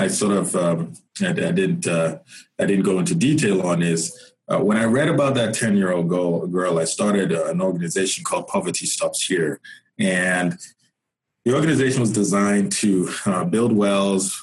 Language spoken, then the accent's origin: English; Nigeria; moved away as an adult; now in United States; I am originally from Nigeria, came to the U.S. Almost 20 years ago now, and came for college.